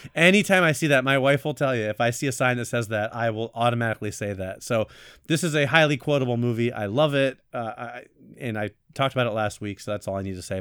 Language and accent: English; Florida, United States; now in New York, United States; I'm actually from Florida